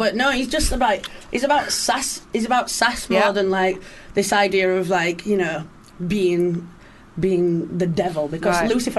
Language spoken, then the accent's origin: English; Rotherham, Yorkshire and the Humber, United Kingdom; moved away; I'm from South Yorkshire in a place called Rotherham.